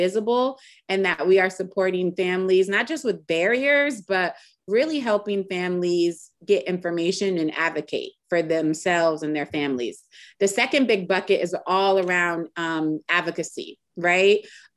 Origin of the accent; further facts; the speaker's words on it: Springfield, Massachusetts, United States; moved away as an adult; now in Richmond, United States; I'm originally from Springfield, Massachusetts. So I'm a New Englander.